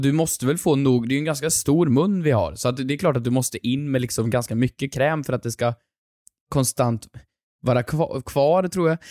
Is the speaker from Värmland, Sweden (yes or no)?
yes; Sunne, Värmland, Sweden; moved away; hemma i Sunne i Värmland